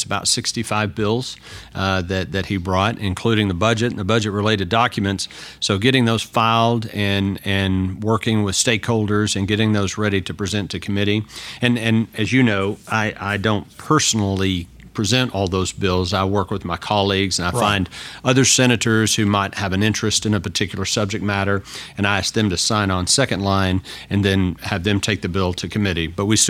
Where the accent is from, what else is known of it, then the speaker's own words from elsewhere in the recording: Texas, United States; I was born and raised in Texas, and all my family still hails from down there.